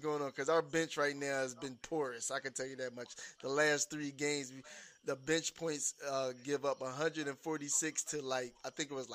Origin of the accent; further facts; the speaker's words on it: Philadelphia, Pennsylvania, United States; my hometown, Philadelphia